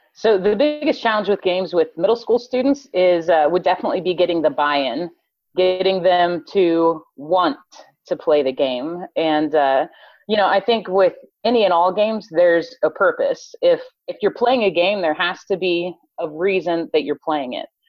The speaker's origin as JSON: {"language": "English", "region": "Colorado", "country": "United States", "tie": "born or raised there", "moved": "as an adult", "lives_now": "Texas, United States", "said": "was born and raised in Colorado"}